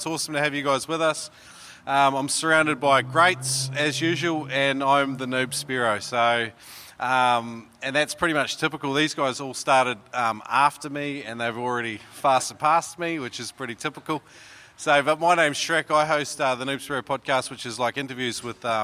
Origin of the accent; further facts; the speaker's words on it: Brisbane, Queensland, Australia; my hometown, Brisbane